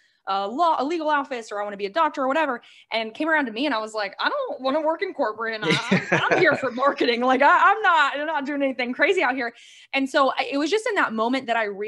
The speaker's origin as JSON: {"language": "English", "region": "Ohio", "country": "United States", "tie": "born or raised there", "moved": "yes", "lives_now": "Tampa, United States", "said": "I was raised in Ohio though, and I moved to Florida about 10 years ago"}